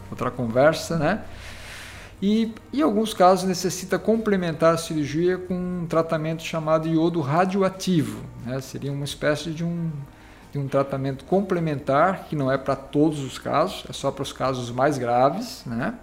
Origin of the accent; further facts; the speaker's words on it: Laguna, Santa Catarina, Brazil; also born or lived in São Paulo; now in Tubarão, Brazil; na verdade eu sou natural aqui do município de Laguna